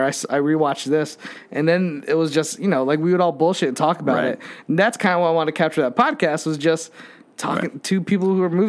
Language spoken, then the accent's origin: English; Connecticut, United States; moved away; Like, how are you in Connecticut right now? And I was like, this is my hometown.